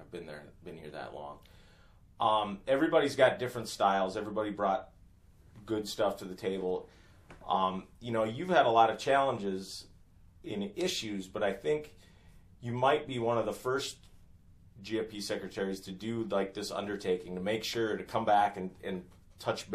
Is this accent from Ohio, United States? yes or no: no; Northeast South Dakota, United States; I grew up in Northeast South Dakota where we had ice for 8 months out of the year